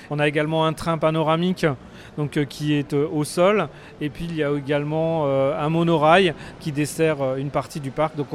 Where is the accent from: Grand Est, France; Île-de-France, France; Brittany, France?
Grand Est, France; euh, Nous, des Vosges, là.